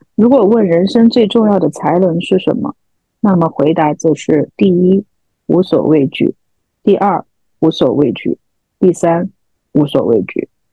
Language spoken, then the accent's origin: Chinese; Chengdu, Sichuan, China; now in London, United Kingdom; 我从伦敦回到成都待了一个月，成都就算是我家乡